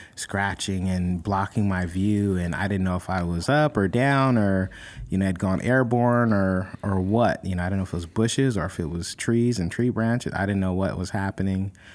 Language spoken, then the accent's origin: English; California, United States; California, my home state